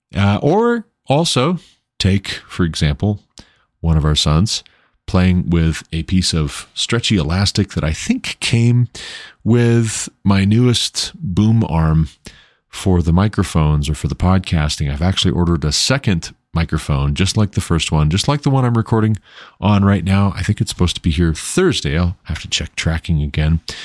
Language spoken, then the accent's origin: English; United States; as an American, a, as a citizen of these United States of America